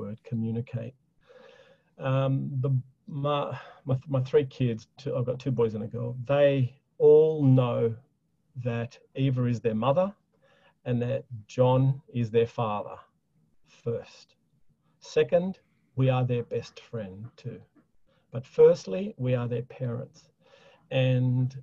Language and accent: English; Australia; being an Aussie